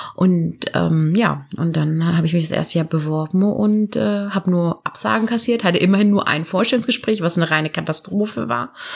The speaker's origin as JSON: {"language": "German", "area": "near Karlsruhe", "region": "Baden-Württemberg", "country": "Germany", "moved": "as an adult", "lives_now": "Cologne, Germany", "said": "komme ursprünglich aus Süddeutschland. Genau aus der Nähe von Karlsruhe"}